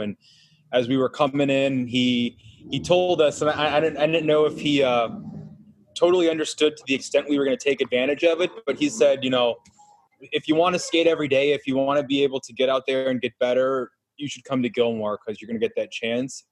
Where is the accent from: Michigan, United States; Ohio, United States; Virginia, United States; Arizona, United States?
Ohio, United States; Cleveland; we're from Cleveland, and we are not the typical hockey family.